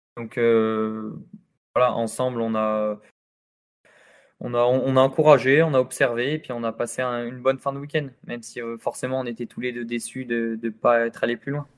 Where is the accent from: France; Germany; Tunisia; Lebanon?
France; je suis né en France, j'ai grandi en France